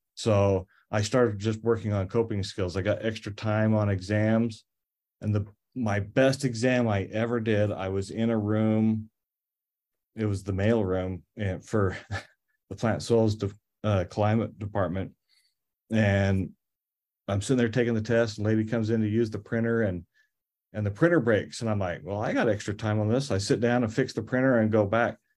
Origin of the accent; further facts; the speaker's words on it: Cache Valley, Utah, United States; I grew up in Cache Valley